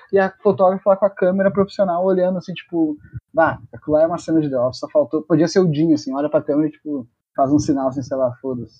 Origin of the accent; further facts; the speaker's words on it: Rio Grande do Sul, Brazil; a gente é gaúcho